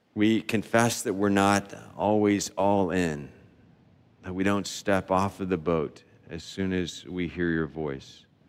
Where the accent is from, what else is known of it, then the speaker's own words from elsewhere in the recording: the South, United States; We grew up in the South saying, "Yes, sir, no, sir, yes, ma'am, no, ma'am, sir."